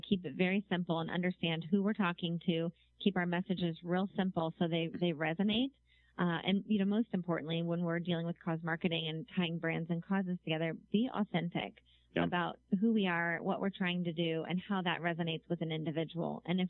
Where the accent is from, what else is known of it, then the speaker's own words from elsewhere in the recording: New York, United States; I'm learning as a New Yorker, the commute takes place with your phone a lot.